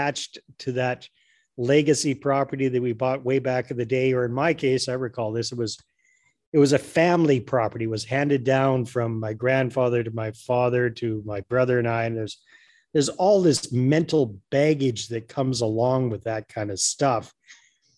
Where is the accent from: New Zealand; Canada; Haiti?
Canada; Taylor Flats, British Columbia; I grew up in Taylor Flats, British Columbia, population 600 at the time that I was growing up there